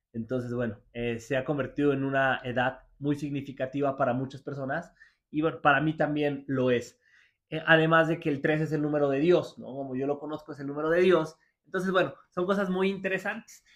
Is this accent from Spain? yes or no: no; Mexico; lo tengo aquí en mi país